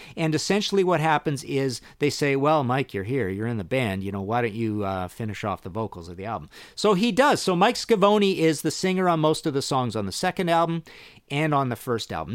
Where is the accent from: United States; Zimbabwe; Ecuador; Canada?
Canada; Trail, British Columbia; I grew up in Trail, B C, little town in British Columbia